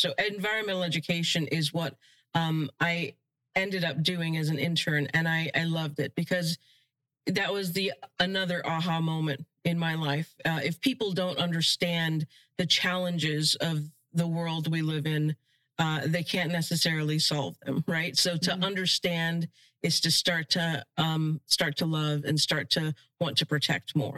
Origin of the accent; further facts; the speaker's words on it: Florida, United States; while we didn't have a huge opportunity to explore the outdoors in Florida, because my parents worked so hard